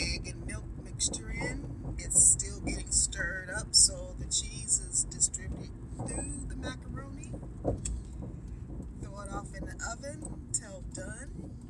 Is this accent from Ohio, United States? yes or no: yes; Cleveland, Ohio, United States; I've been here all my life. Okay. What part? Right here in Cleveland.